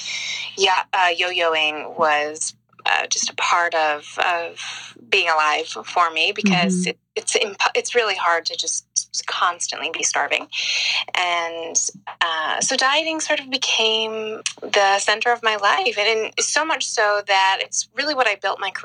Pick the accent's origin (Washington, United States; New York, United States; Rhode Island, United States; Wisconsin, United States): New York, United States; Long Island; I grew up in the suburbs of New York. I grew up on Long Island